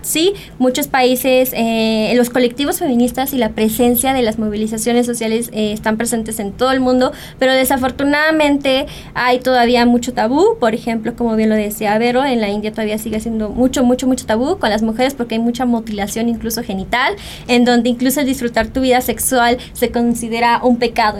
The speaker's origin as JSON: {"language": "Spanish", "country": "Mexico"}